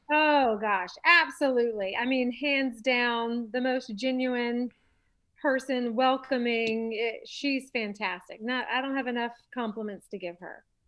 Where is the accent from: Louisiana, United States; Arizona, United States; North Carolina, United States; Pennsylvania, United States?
North Carolina, United States; Charlotte; also born or lived in Los Angeles, California; I'm born and raised in Charlotte